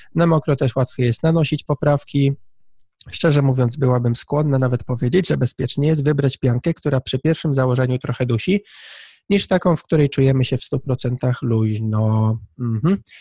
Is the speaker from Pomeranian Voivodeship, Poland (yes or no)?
yes; Tricity, Pomeranian Voivodeship, Poland; ja jestem z, z Trójmiasta